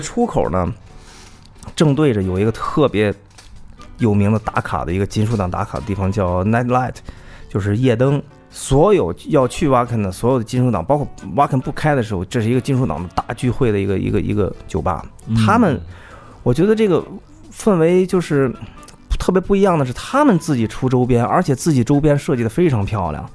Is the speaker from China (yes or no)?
yes; China; 我们只能告诉他们我们是来自中国